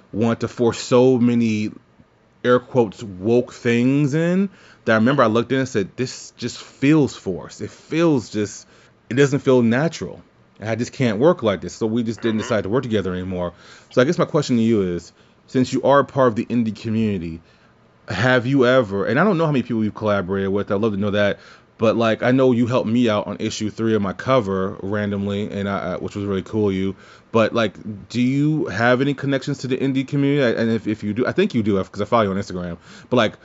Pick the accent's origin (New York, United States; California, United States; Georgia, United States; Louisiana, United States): Louisiana, United States; New Orleans; moved away; I'm actually from New Orleans